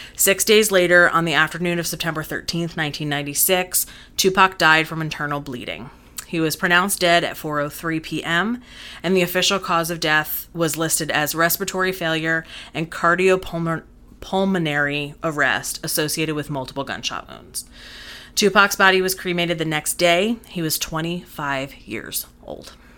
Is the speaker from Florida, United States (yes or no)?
no; New Jersey, United States; growing up in Jersey, I was kind of aligned with the West Coast